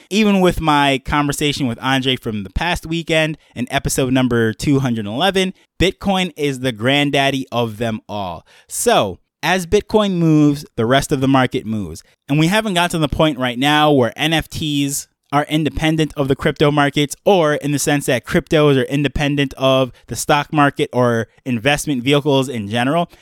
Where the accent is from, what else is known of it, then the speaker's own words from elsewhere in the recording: New York, United States; growing up in New York